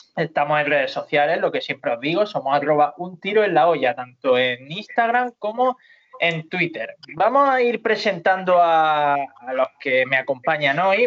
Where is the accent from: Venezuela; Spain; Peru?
Spain; Almería, Andalusia; Yo me siento muy almeriense, muy andaluz, pero también tengo mis raíces murcianas